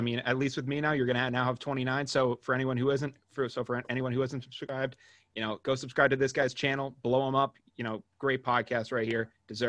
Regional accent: Sutton, Massachusetts, United States; also born or lived in Smithfield, Rhode Island; I'm from Massachusetts, dude. I go to college in Smithfield, Rhode Island, but it's only like a 25-minute drive. I live in Sutton, Mass.

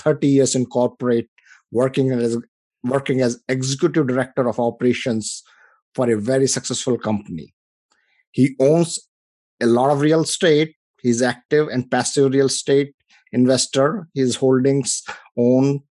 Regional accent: India; moved away as an adult; now in United States; I come from India. You know, I came here about 25 years ago.

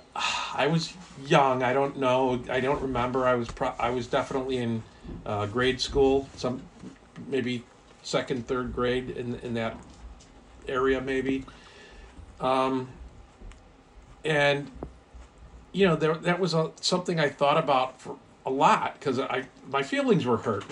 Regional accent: Highland Park, Illinois, United States; born or raised there; also born or lived in Erie, Pennsylvania / Vernon Hills, Illinois / Highwood, Illinois

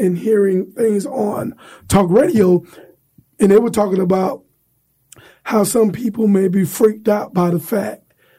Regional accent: Florida, United States; now in Alabama, United States; that's my hometown.

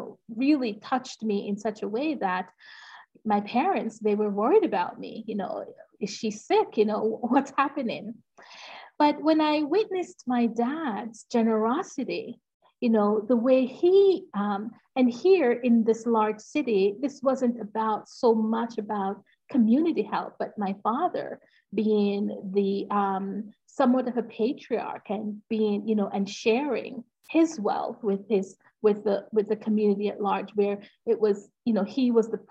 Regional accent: Jamaica; I am from Jamaica. And I grew up in, I started the first 10 years of my life. I lived in a small farming town in Jamaica.

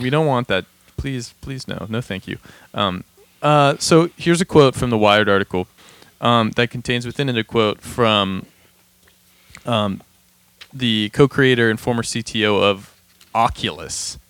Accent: Pittsburgh, Pennsylvania, United States; moved away; I grew up in Pittsburgh, or like I'm from Pittsburgh

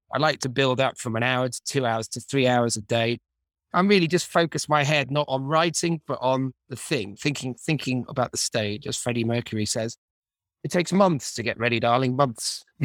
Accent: Manchester, North West England, United Kingdom; growing up in Manchester

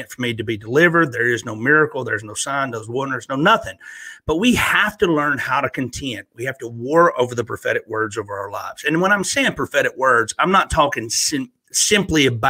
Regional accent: Northeast Alabama, United States; moved away as an adult; also born or lived in Virginia / North Carolina / Florida; now in Pigeon Forge, Tennessee, United States; I grew up, was born and raised in Northeast Alabama

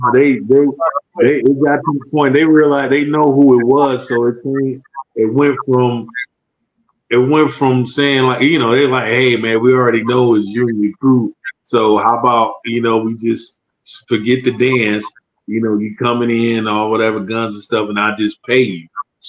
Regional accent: Detroit, Michigan, United States; We're from Detroit.

